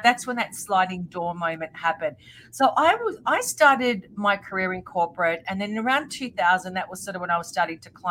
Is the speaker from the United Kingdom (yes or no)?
no; Australia; also born or lived in Melbourne; I'm from Australia and I live in Melbourne.